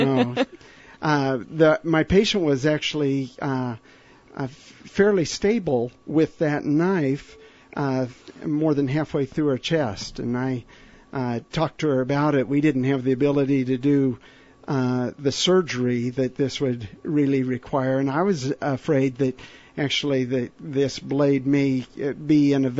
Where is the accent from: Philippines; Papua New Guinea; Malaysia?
Papua New Guinea